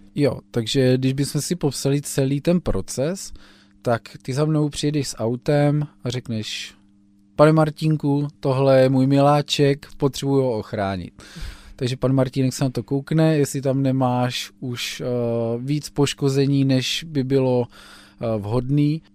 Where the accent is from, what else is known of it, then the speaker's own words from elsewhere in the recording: Blansko, South Moravian Region, Czechia; Já jsem z Blanska.